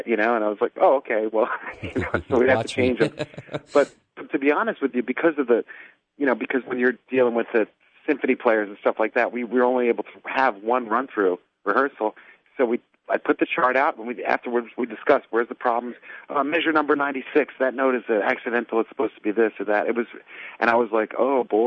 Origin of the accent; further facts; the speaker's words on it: New Jersey, United States; I grew up in New Jersey.